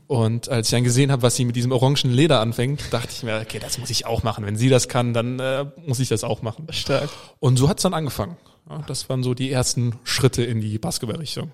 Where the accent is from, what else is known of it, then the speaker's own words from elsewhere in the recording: Germany; als Deutscher